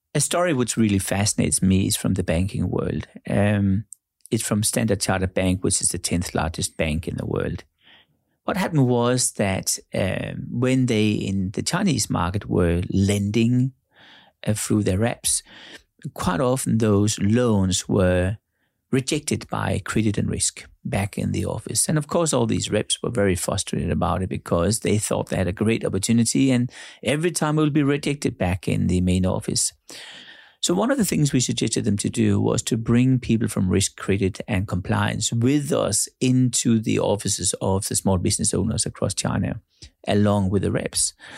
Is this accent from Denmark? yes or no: yes; Denmark; now in Monaco; I'm born in Denmark